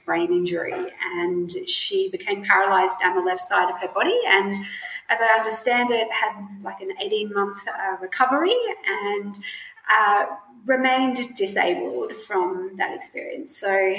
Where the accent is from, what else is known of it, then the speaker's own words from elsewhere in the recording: Brisbane, Queensland, Australia; I'm from Brisbane, and I still live. I live in Brisbane now.